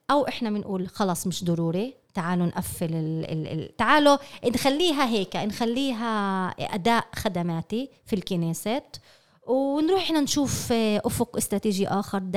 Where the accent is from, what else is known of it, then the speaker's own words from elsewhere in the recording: Palestine; احنا مجموعه فلسطينيه في خطر